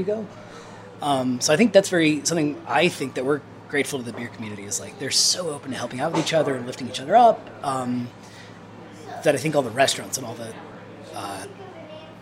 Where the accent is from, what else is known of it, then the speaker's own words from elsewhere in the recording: near Gary, Northern Indiana, United States; moved away as an adult; also born or lived in Michigan / Nashville; now in Asheville, United States; I'm from Northern Indiana, kind of like Gary, kind of on the other side of the border from Chicago